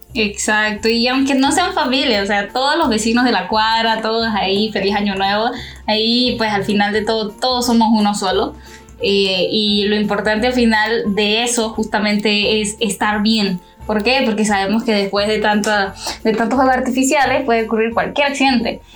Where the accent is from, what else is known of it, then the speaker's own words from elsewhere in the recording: Honduras; yo soy hondureña